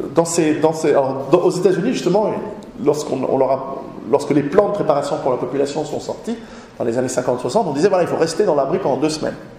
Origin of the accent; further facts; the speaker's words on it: Switzerland; chez nous en Suisse